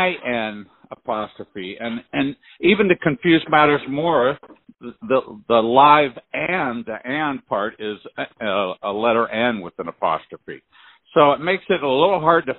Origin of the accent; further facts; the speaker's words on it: Sharon, Pennsylvania, United States; I was born and raised in Sharon, Pennsylvania.